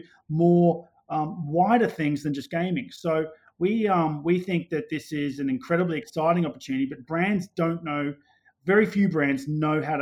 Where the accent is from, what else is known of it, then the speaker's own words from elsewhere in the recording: Australia; moved away as an adult; also born or lived in London; I'm Australian originally